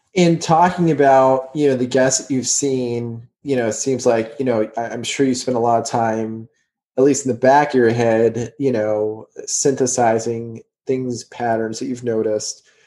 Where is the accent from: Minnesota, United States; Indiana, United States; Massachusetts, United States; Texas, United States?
Texas, United States; Houston; moved away; also born or lived in New Jersey; I grew up in Houston